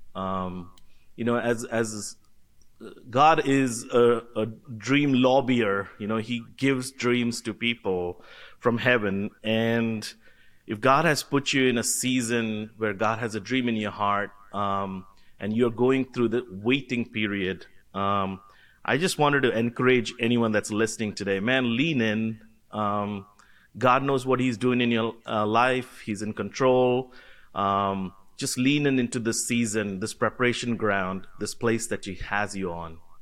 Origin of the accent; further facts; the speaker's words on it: Kolkata, West Bengal, India; I was born and brought up in Calcutta, India.